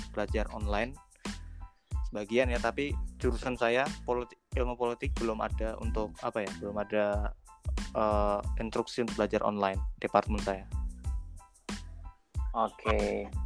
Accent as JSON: {"language": "Indonesian", "town": "Yogyakarta", "region": "Special Region of Yogyakarta", "country": "Indonesia", "lives_now": "India", "said": "Saya dari Jogja, alumni Gontor tahun 2015."}